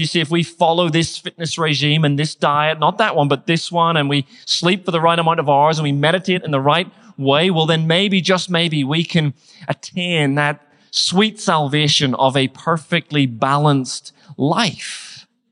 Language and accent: English; Northern Ireland, United Kingdom; moved away; I grew up in Northern Ireland